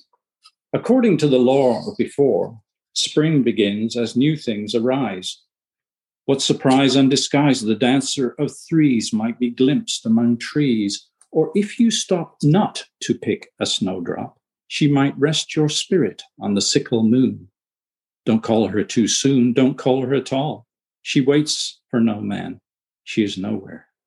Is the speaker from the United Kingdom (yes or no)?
yes; United Kingdom; moved away; I was born in the UK, but my father was a lighthouse keeper and we lived on remote islands.